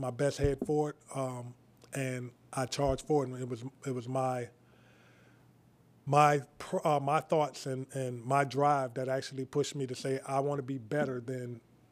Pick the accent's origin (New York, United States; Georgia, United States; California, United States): Georgia, United States; Savannah; now in Liberty County, United States; I'm actually from Savannah, Georgia. However, I attended here. Believe it or not, I went to Lewis Fraser and Bradwell, my 9th grade year, Bradwell